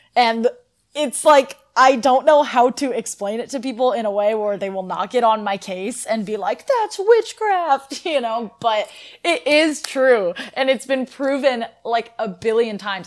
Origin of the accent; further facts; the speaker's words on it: Northern California, United States; I am from Northern California